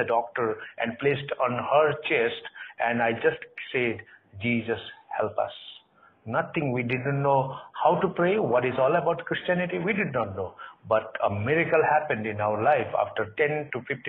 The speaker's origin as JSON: {"language": "English", "country": "Nepal", "also_born_or_lived": "Kathmandu, Nepal", "said": "we are from Nepal, and we live in Kathmandu, Nepal."}